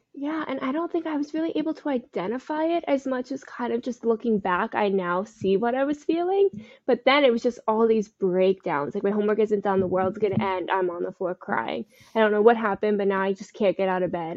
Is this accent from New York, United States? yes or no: no; Parkland, Florida, United States; also born or lived in Fort Lauderdale, Florida; I am from South Florida. I grew up in Parkland, and currently I live in Fort Lauderdale